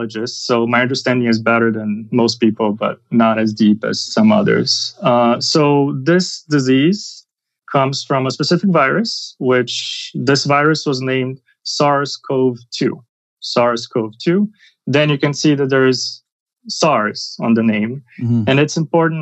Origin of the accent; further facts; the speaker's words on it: Brazil; moved away as an adult; also born or lived in New York City, United States; now in United States; I'm from Brazil. And that's where I did my medical school.